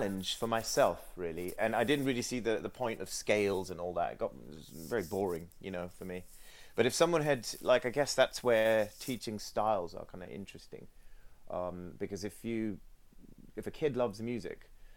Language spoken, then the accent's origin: English; Sri Lanka; moved away; I grew up in Sri Lanka